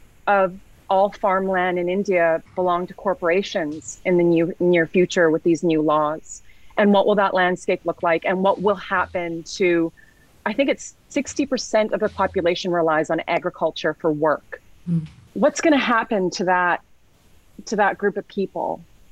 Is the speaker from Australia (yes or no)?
no; Canada; one thing I'm really proud about being Canadian is when I talk to people in the local community